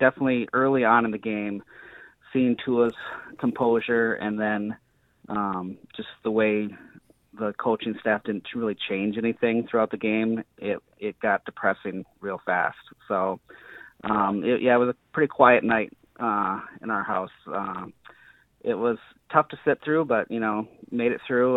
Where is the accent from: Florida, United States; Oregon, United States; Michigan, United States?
Michigan, United States; Upper Peninsula of; I grew up in the Upper Peninsula of Michigan